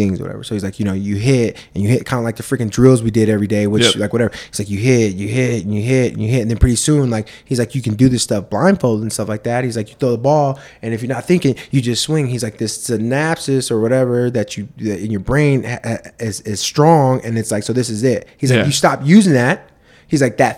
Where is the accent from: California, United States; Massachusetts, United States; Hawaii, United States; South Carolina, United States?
California, United States; Southern; moved away as an adult; now in Boise, United States; I grew up in Southern California